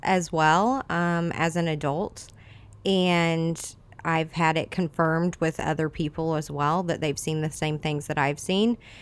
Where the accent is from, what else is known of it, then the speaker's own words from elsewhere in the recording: Edwardsville, Illinois, United States; now in Godfrey, United States; I grew up in the Edwardsville area, um, a bunch of little towns around there